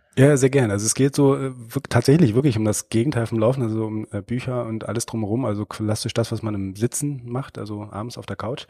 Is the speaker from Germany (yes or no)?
yes; Germany; now in Baden-Württemberg, Germany; ich komme aus dem klassischen mm, Niemandsland so in der Mitte, ja. ich sag mal so, so irgendwo dazwischen Berlin und Hannover